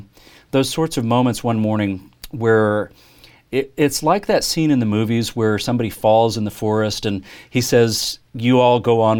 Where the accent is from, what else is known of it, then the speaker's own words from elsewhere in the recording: Oklahoma, United States; also born or lived in Deep South; My dad, for some time, was the music director of our church after we moved back to Oklahoma from the Deep South. And so there was this very strong sense that who we were as Southern Baptists was a very big part of our identity.